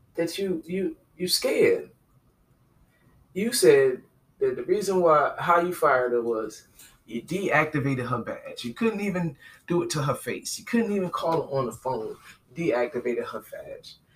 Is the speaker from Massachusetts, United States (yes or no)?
no; New York, New Jersey, United States; now in Southern United States; I'm from New Jersey, New York